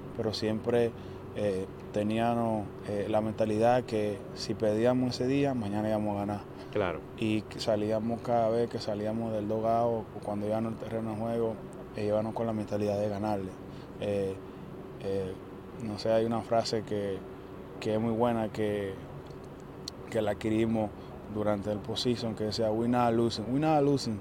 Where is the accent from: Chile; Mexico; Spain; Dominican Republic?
Dominican Republic; como dominicano